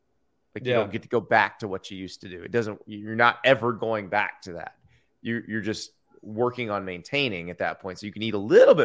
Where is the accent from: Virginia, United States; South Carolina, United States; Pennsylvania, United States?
South Carolina, United States; Columbia; born there; So born in Columbia, South Carolina, and we lived there for 7 years. My biological father was stationed at Fort Jackson, so that's why we were there.